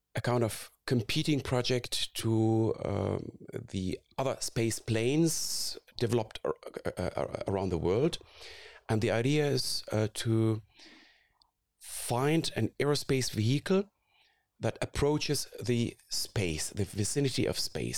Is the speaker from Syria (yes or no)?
yes; Syria; moved away as an adult; also born or lived in Karlsruhe, Germany; now in Munich, Germany; I grew up in Syria